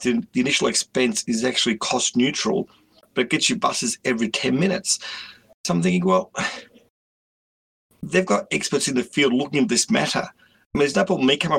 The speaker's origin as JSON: {"language": "English", "town": "Melbourne", "region": "Victoria", "country": "Australia", "tie": "born or raised there", "also_born_or_lived": "Werribee / Werribee South", "said": "I'm born and bred Westie. I grew up in North Altona for the first half of my life, and second half I've been in Werribee"}